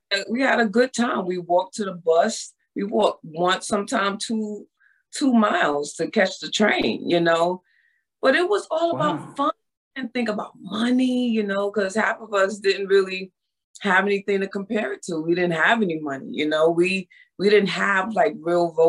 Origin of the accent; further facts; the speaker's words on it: New York City, New York, United States; also born or lived in Harlem, New York; I grew up in the Bronx